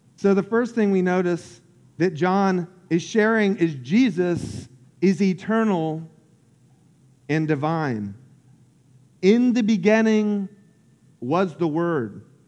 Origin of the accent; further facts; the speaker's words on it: Lake Wales, Florida, United States; I grew up in Central Florida called Polk County. And uh, about an hour south of Orlando. And I grew up on this lake called Lake Wales Lake.